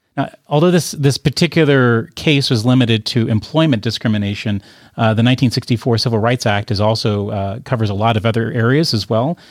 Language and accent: English; United States; As an American taxpayer